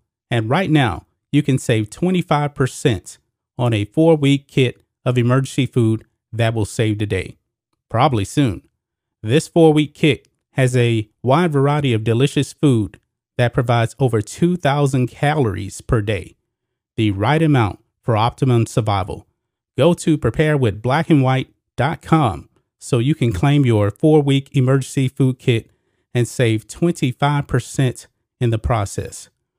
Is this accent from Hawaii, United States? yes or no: no; Texas, United States; And as you guys know, I'm a Texan. I'm a born and raised Texan. I've actually spent the majority of my life here in Texas, except for my college years and my military years. I'm a lifelong Texan.